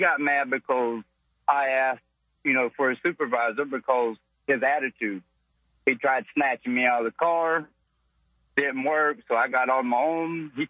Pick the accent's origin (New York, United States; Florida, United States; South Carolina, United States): Florida, United States; Tampa; moved away as an adult; now in Georgia, United States; I'm from Tampa. I moved to a little small town about 5 years ago.